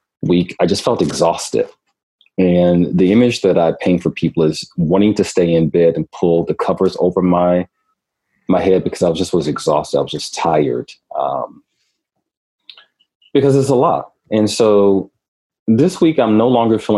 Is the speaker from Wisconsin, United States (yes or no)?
yes; Milwaukee, Wisconsin, United States; moved away as an adult; also born or lived in Minneapolis, Minnesota; I grew up, I was raised in Milwaukee, but I grew up in Minneapolis